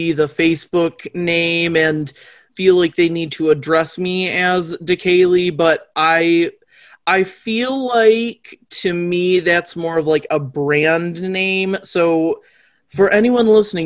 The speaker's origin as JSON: {"language": "English", "town": "Muskegon", "region": "Michigan", "country": "United States", "tie": "born or raised there", "also_born_or_lived": "Soddy Daisy, Tennessee", "lives_now": "Grand Rapids, United States", "said": "I grew up in like my early childhood was in Soddy Daisy, Tennessee. And my like young adulthood was in Muskegon, Michigan. And I lived in Muskegon until I graduated high school"}